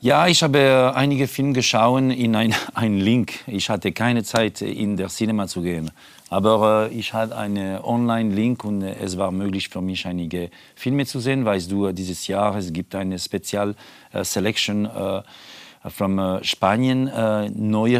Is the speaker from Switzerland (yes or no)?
yes; Switzerland; German is a second language; moved away; das ist mein Heimat ist äh, der Schweiz